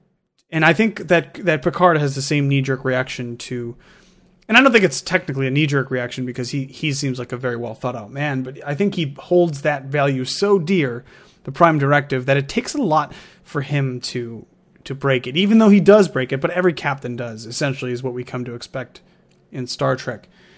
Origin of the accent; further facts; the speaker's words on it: United States; three of us on the podcast are Americans, but most of our listeners probably also come from America.